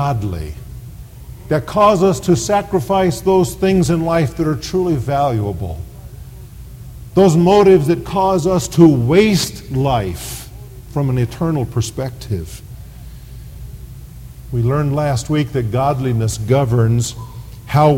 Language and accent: English; United States; We live in the Mecca of materialism, the United States of America. Our nation is considered the promised land